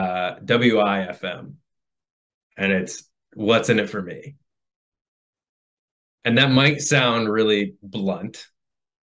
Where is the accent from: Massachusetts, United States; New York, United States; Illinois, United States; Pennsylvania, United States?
New York, United States; moved away; I'm from New York